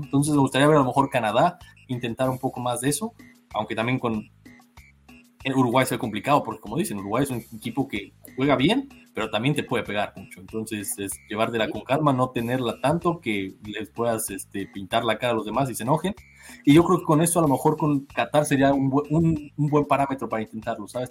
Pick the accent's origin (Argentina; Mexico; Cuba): Mexico; yo siendo mexicano